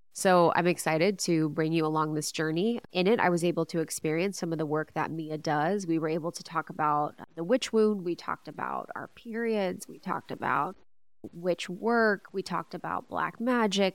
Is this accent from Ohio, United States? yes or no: yes; Ohio, United States; growing up in Ohio